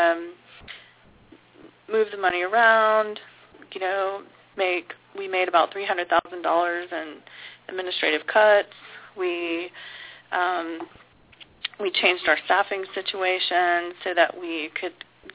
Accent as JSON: {"language": "English", "town": "Houston", "region": "Texas", "country": "United States", "tie": "born or raised there", "said": "I'm from Houston. I grew up here."}